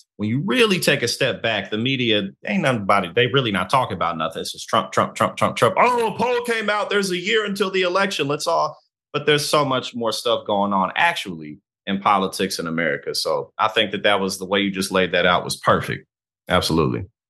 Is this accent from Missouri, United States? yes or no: yes; St. Louis, Missouri, United States; now in New Jersey, United States; I'm from Saint Louis, Missouri. I live in, uh, New Jersey now